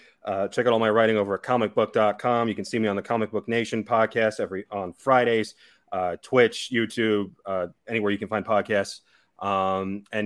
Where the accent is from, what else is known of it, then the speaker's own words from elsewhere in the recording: Kansas City, Missouri, United States; now in Nashville, United States; I live in Nashville, but I am from Kansas City originally.